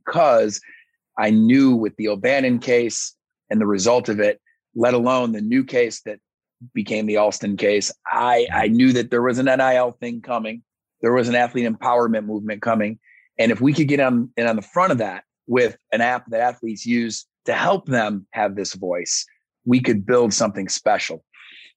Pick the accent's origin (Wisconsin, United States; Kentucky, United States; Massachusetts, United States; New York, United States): New York, United States; Syracuse; moved away; also born or lived in Alabama; I'm from Syracuse, New York, and I ended up down in Alabama